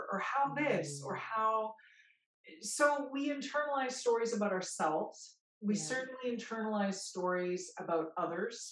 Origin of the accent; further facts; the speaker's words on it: Peace River, Alberta, Canada; growing up in Peace River, which in Cree is known as Sagatawa